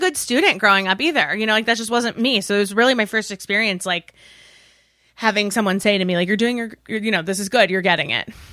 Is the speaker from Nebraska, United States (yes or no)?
no; Westchester, New York, United States; moved away as an adult; also born or lived in Massachusetts; In New York, in Westchester